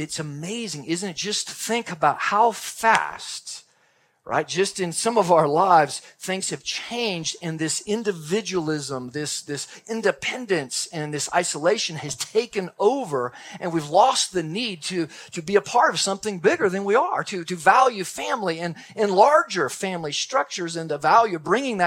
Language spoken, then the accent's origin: English; Texas, United States; I'm from Texas. Grew up in Texas, and we had a large Texas family